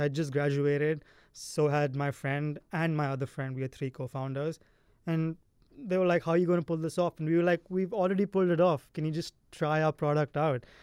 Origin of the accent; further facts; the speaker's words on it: India; now in California, United States; I'm from India